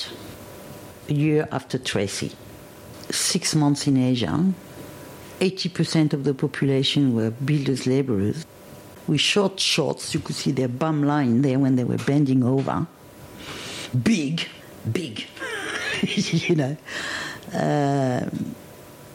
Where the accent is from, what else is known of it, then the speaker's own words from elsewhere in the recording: Côte d’Ivoire; English is a second language; moved away as an adult; also born or lived in France / London / Switzerland / West Berlin; now in Armidale, Australia; My family is from around Paris originally, but I grew up in West Africa